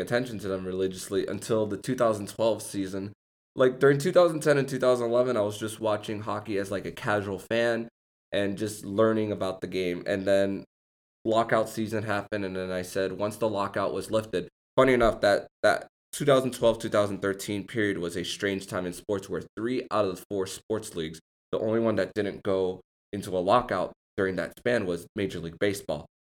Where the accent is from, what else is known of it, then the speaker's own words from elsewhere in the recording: Kendall, Florida, United States; myself being a person from West Kendall